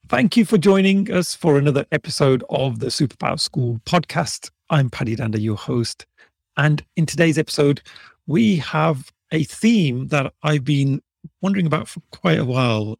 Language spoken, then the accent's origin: English; Birmingham, West Midlands, United Kingdom; And I'd say, "From Birmingham."